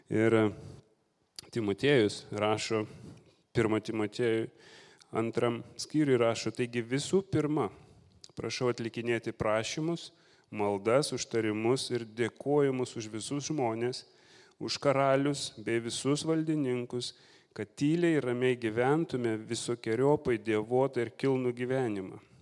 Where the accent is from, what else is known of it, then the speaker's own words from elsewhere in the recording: Lithuania; also born or lived in England; now in United Kingdom; buvau nominuotas į kažkokį ten Anglijos portalą kaip lietuvis